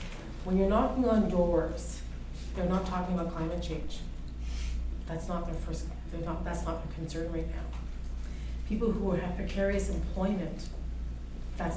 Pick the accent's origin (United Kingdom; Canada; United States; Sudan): Canada; Sault Ste. Marie, Ontario; My hometown of Sault Ste. Marie